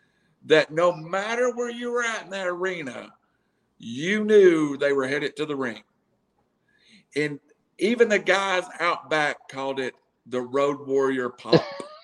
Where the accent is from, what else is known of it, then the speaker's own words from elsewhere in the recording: Chattanooga, Tennessee, United States; because I was from Chattanooga